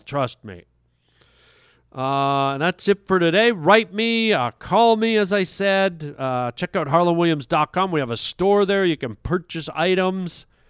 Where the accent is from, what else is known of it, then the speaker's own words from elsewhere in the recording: Canada; I'm a Canadian